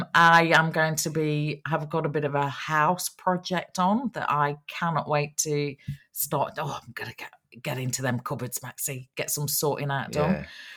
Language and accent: English; England, United Kingdom; now in Australia; I'm born English, proud Australian now